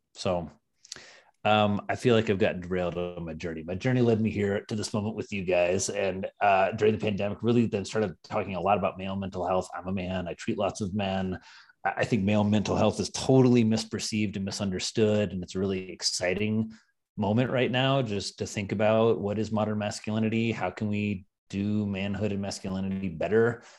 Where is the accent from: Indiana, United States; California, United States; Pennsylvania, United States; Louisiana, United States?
Indiana, United States; now in New York, United States; I'm from Indiana